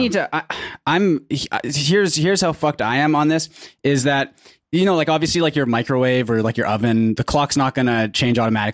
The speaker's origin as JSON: {"language": "English", "region": "British Columbia", "country": "Canada", "accent": "Pacific Northwest"}